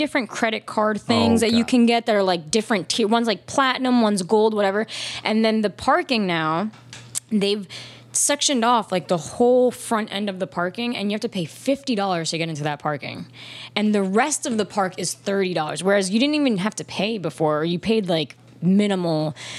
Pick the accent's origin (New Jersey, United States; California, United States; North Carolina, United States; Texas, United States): New Jersey, United States; near Six Flags Great Adventure; my hometown's like 30 minutes from a Great Adventure.